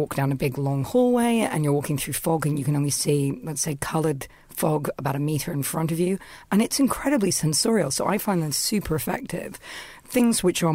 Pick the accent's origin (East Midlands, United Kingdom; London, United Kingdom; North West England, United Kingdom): London, United Kingdom; I'm from London